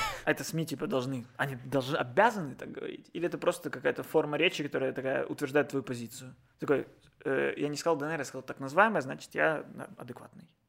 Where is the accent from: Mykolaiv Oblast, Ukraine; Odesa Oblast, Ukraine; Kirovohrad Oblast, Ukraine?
Odesa Oblast, Ukraine; Odesa; born or raised there